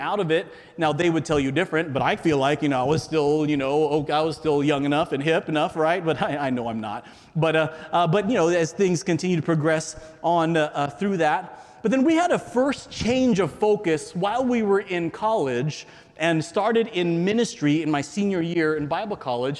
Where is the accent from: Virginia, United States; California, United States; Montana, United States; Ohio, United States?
California, United States; San Diego; I grew up in San Diego, California, America's finest city